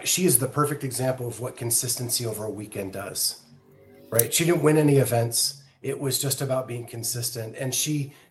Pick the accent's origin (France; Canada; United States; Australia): United States; Western Pennsylvania; when I was a kid, I grew up in Western Pennsylvania and it wasn't a far drive to Toronto.